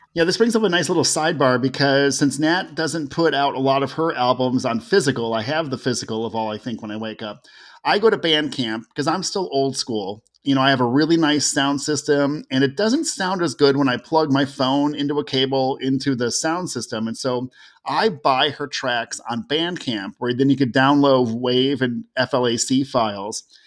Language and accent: English; Cleveland and Toledo, Ohio, United States; I grew up in Cleveland and Toledo, where we could hear Canadian radio stations.